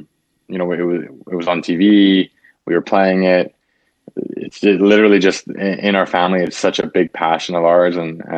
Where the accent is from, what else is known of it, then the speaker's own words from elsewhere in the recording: Canada; I'm a Canadian boy, and I grew up here.